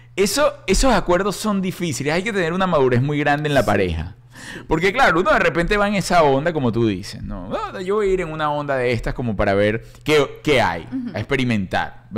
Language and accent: Spanish; Venezuela; Somos nosotros los venezolanos